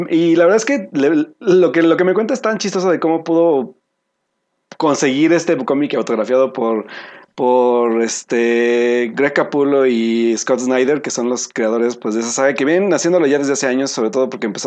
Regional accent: Veracruz, Mexico; soy de Veracruz.

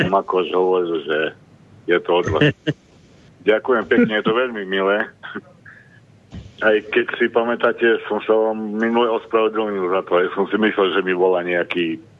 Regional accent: near Prešov, eastern Slovakia, Prešov Region, Slovakia; Áno, ja som, ja som z východu. Ži, žijem v Bielnici, ale pochádzam ako od Prešova.

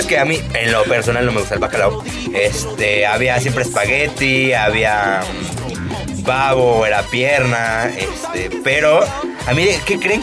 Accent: Mexico City, Mexico; no soy de Catepec, yo sí nací en la Ciudad de México

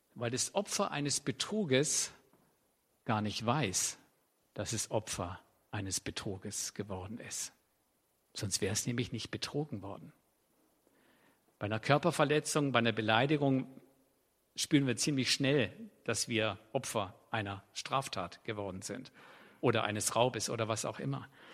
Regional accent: Swabia, Germany; für mich als Schwabe

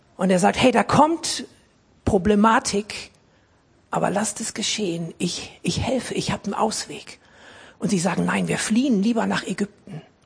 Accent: Essen, North Rhine-Westphalia, Germany; ich bin als, als Kind in Essen im Ruhrgebiet in einer großen, lebendigen, guten Baptistengemeinde gewesen

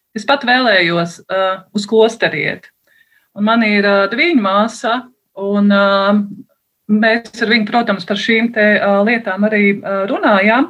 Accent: Valdemārpils, Kurzeme, Latvia; now in Sigulda, Latvia; es atkal nāku no kurzemes, no Valdemāra pilsētas, no Talsu novada

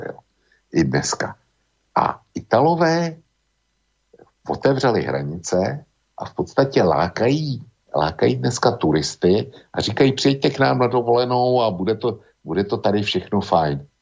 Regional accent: Bohemia, Czechia; U nás v Čechách

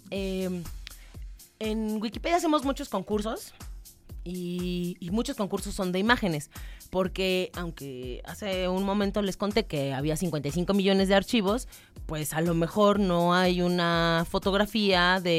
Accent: Mexico; eso que, que es como tan, tan nuestro ADN como mexicana

